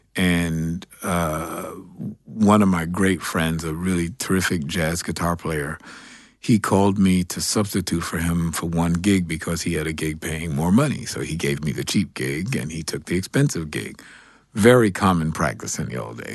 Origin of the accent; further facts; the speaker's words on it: New York City, New York, United States; I grew up here in New York City. Um, I'm a Greenwich Village kid.